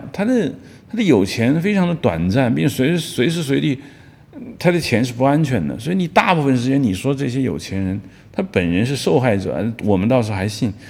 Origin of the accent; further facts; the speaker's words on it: Northeast China, China; 并且东北有传说啊啊，我们东北人都会打架，啊，都是黑社会啊。